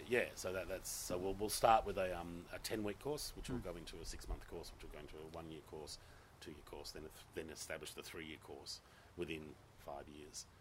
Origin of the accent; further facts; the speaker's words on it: Gosnells, Western Australia, Australia; I'm a Gossie boy. I grew up in Gosnells